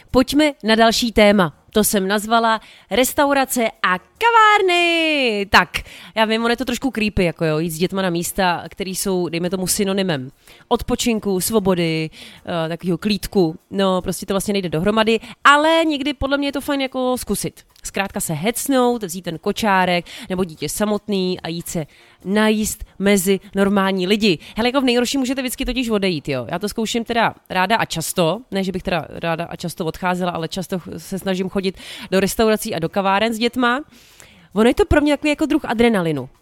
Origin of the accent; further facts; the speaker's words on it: Prague, Czechia; jezdila jsem z Libně tramvají